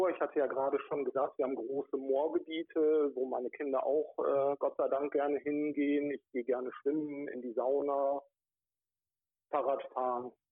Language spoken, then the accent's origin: German; North Rhine-Westphalia, Germany; Genau, ich komme aus der Nähe von Wuppertal gebürtig, bin da groß geworden, habe dort meine ersten politischen Erfahrungen gesammelt